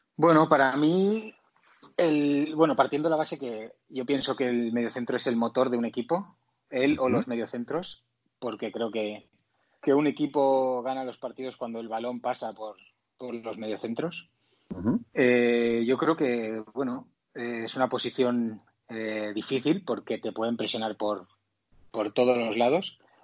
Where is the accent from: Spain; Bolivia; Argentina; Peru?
Spain; moved away as an adult; also born or lived in Mexico; somos como 11 o 12 españoles